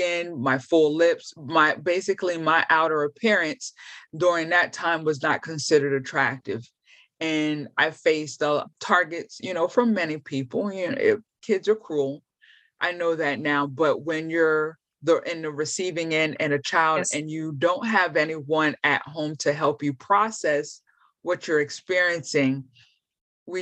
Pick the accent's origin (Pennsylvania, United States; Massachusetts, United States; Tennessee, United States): Pennsylvania, United States; York; I grew up in York, Pennsylvania